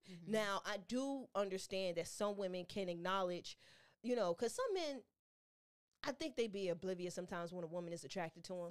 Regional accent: Chicago, Illinois, United States; As a Chicago native

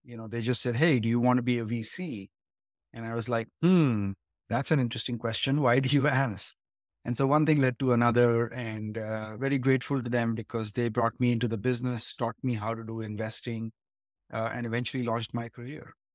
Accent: India; moved away as an adult; now in Silicon Valley, United States; I grew up in India and came here to study eventually to Stanford

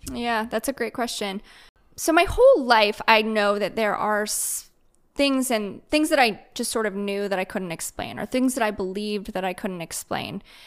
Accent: Midwest, United States; moved away as an adult; now in Raleigh, United States; I grew up in the Midwest

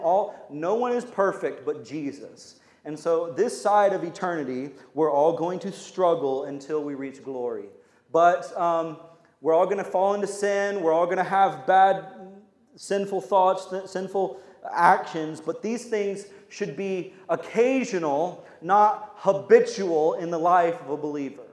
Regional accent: United States; We're Americans

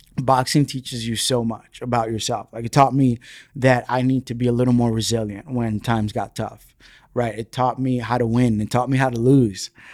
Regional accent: New York City, New York, United States; first language Spanish; English is a second language; grown up in the Bronx

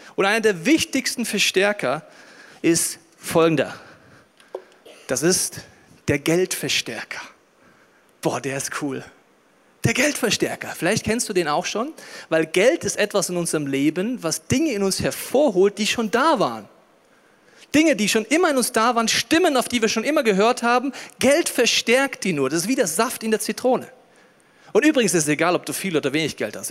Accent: Germany; als Deutscher

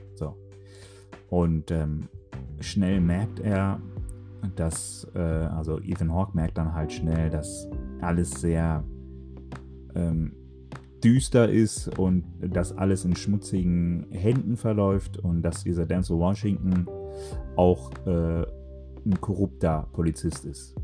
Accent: Dortmund, North Rhine-Westphalia, Germany; ich komme aus dem Pott, speziell aus Dortmund

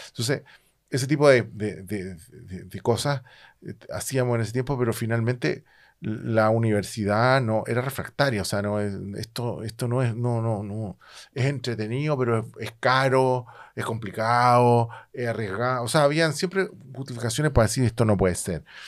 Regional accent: Chile; yo vengo de Chile

